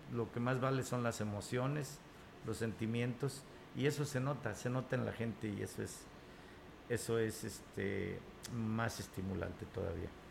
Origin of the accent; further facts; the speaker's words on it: Huasteca Potosina, San Luis Potosí, Mexico; mi Tierra, la Huasteca Potosina